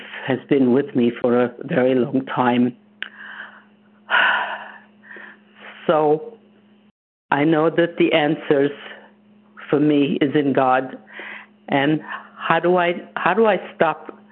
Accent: Romania; moved away; I'm also from Romania, and I'm a Holocaust survivor

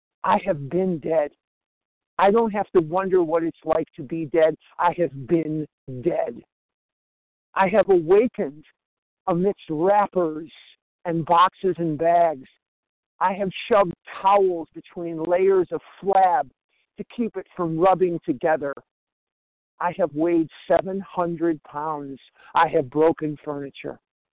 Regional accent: Scottsdale, Arizona, United States; I'm from Scottsdale, Arizona.

